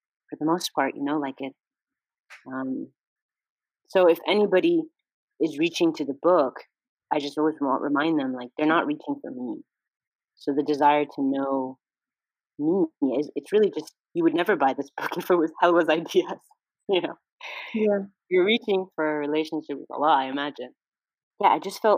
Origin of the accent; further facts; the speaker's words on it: California, United States; I was born and raised in California